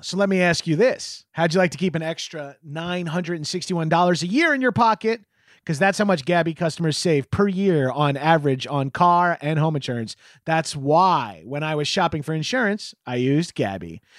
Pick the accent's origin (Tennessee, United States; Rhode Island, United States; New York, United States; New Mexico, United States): New York, United States; as a New Yorker